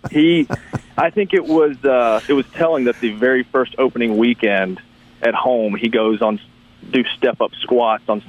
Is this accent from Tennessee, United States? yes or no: yes; Memphis, Tennessee, United States; I grew up in Memphis